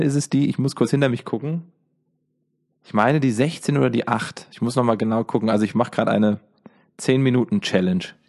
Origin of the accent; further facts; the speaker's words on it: Giessen, Hesse, Germany; Ich komme aus Gießen, daher kennen wir uns. Gießen ist äh, die Homebase